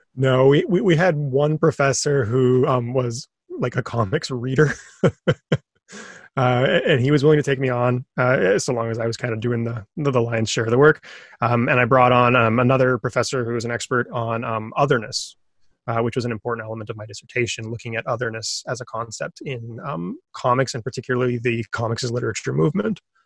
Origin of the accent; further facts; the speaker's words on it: Thunder Bay, Ontario, Canada; moved away; also born or lived in Waterloo; I'm from Thunder Bay, where getting comics is real